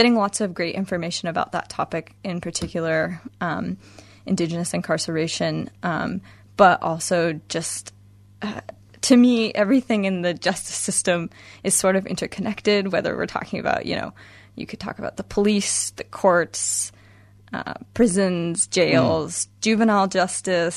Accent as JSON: {"language": "English", "region": "Washington", "country": "United States", "tie": "born or raised there", "said": "I'm from the United States. Washington State in particular is where I grew up and went to school."}